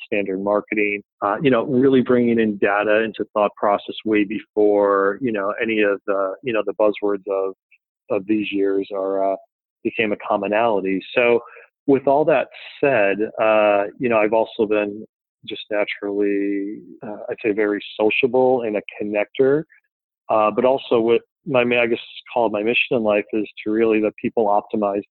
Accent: Philadelphia, Pennsylvania, United States; I'm from Philadelphia

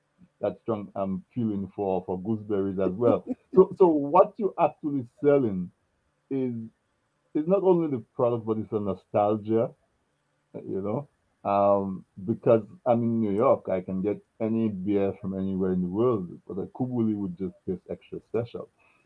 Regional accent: Dominica; growing up in Dominica

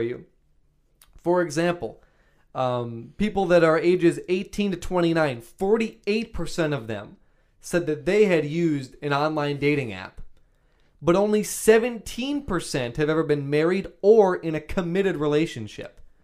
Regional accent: Wisconsin, United States; we're from Wisconsin

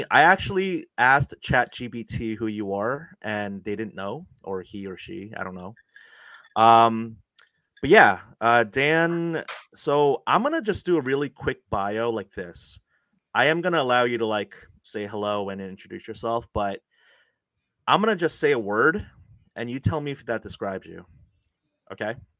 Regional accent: South Korea; moved away; I was actually born in Korea

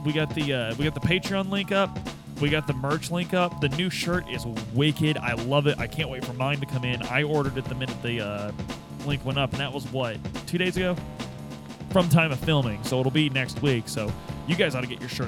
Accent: Midwest, United States; growing up in the Midwest

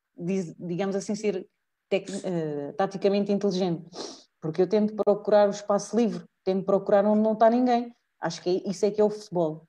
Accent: Portugal; also born or lived in Italy; moro cá e sou de Portugal

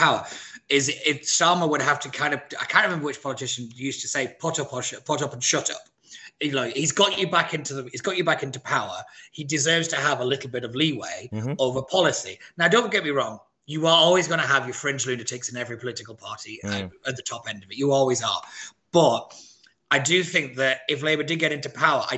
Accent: Wigan, North West England, United Kingdom; moved away; I come from Wigan

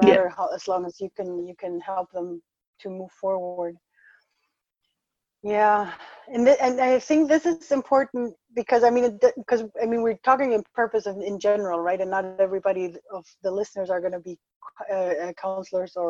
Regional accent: Ecuador; moved away; I was born in Ecuador and had this whole Latin American thing

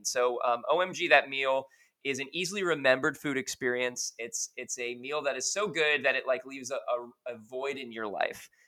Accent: New York, United States; moved away; I'm actually originally from New York, so like obviously like Italian pastries were a, a, a very big deal, um, you know, with my upbringing

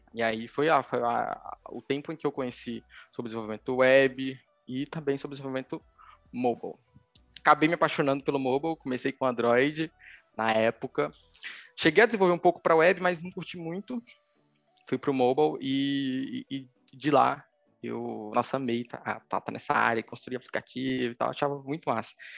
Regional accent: Recife, Pernambuco, Brazil; sou daqui de Recife, Pernambuco

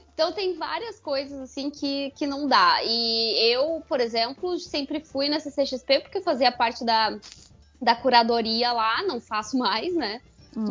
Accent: Porto Alegre, Rio Grande do Sul, Brazil; eu que sou de Porto Alegre

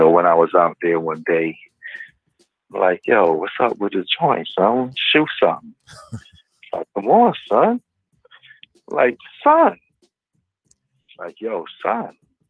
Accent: Brooklyn, New York, United States; I'm from Church Avenue and 31st Street, man.

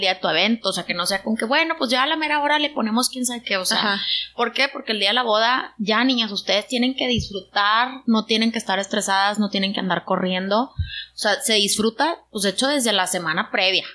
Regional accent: Monterrey, Nuevo León, Mexico; yo soy de Monterrey

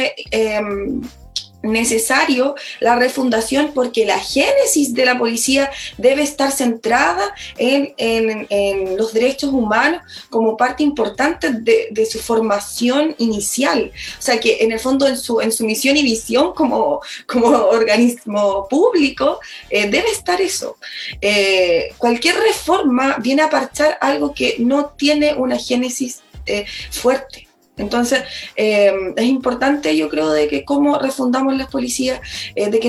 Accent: Chile; nuestra realidad eh, como chilenos y chilenas, eh, o también como comunidades.

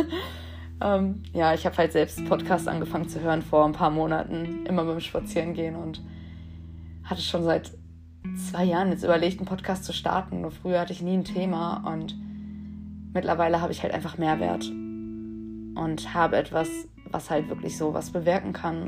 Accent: Dortmund, North Rhine-Westphalia, Germany; ich bin 21 Jahre alt und ich komme aus Dortmund

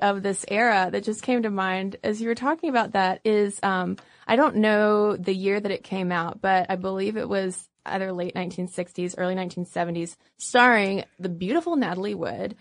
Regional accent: United States; we are American

